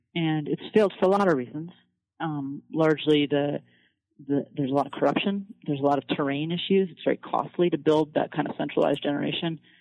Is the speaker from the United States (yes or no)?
yes; Fairbanks, Alaska, United States; also born or lived in Colorado; now in Washington, D.C., United States; I'm from Fairbanks, Alaska, and um, that's a pretty rural frontier town, and that's probably the, the place that's closest to my heart